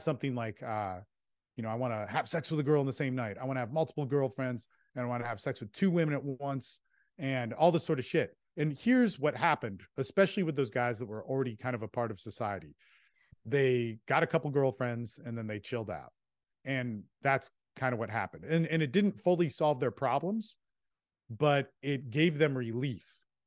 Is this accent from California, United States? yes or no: yes; California, United States; moved away; also born or lived in Texas; I was this kid from California that had good parents